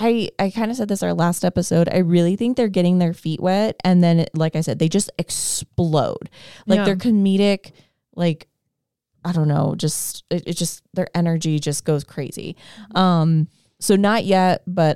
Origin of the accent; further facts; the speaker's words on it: Queens, New York, United States; When I first moved to the city, despite being born and raised in Queens.